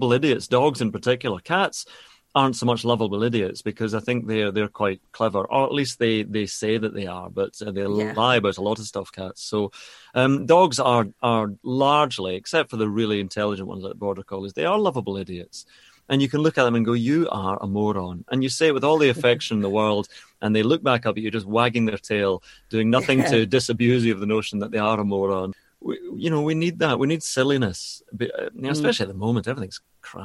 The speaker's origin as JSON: {"language": "English", "region": "Scotland", "country": "United Kingdom", "said": "I'm Scottish"}